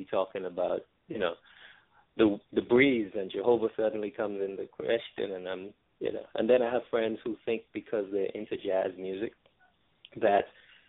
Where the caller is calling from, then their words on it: New York, United States; Calling from New York.